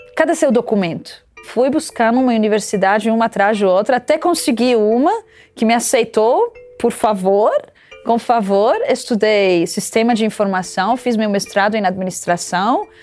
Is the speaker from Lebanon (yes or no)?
yes; Lebanon; moved away as an adult; now in Brazil; Eu nasci no Líbano